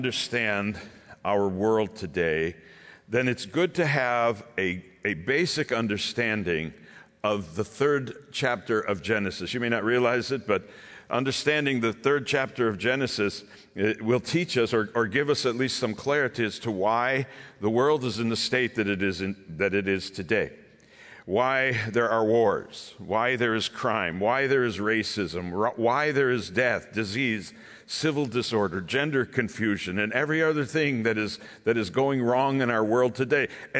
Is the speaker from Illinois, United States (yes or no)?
no; Vineland, New Jersey, United States; I am in from Vineland, New Jersey. It's in the south. We're nowhere near the ugly part. We are in the country, we're actually in the country, but we're close enough to Philadelphia.